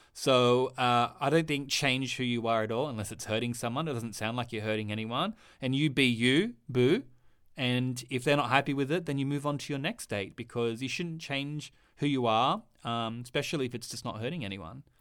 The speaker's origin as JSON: {"language": "English", "country": "Australia", "said": "I'm Australian."}